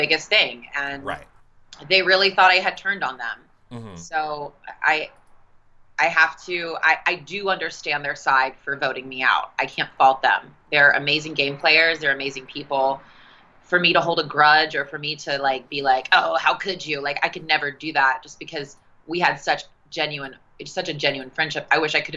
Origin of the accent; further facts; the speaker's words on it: South Carolina, United States; also born or lived in Las Vegas; we're all from South Carolina